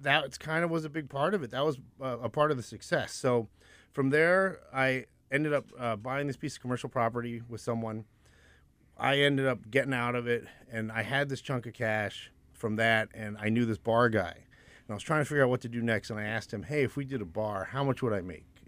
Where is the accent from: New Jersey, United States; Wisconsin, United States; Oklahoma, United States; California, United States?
New Jersey, United States; also born or lived in Winston-Salem, North Carolina / Jacksonville, Florida / Scotland; we moved up to South Jersey, so my sister and I could go to good public school